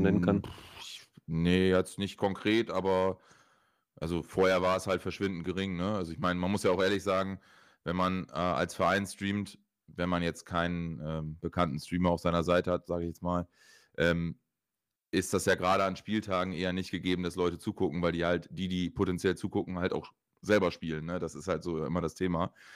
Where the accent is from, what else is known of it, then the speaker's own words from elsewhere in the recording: Oldenburg, Lower Saxony, Germany; ich komme aus Oldenburg